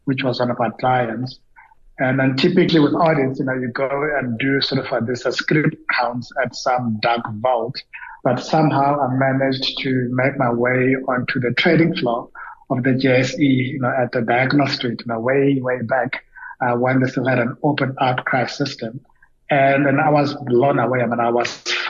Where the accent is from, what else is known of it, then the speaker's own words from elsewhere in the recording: Soweto, Gauteng, South Africa; also born or lived in Alexandra, Johannesburg; I grew up pretty much in Soweto, where I went through schooling